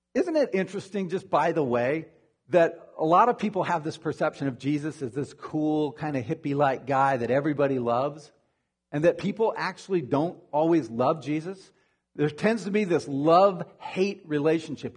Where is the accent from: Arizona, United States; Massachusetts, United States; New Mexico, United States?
Arizona, United States; moved away; I'm from Arizona originally